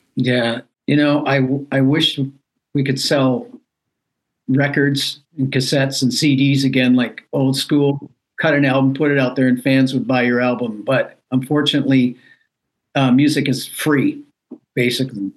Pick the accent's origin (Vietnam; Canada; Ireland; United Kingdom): Canada; moved away as an adult; now in United States; I'm a Canadian citizen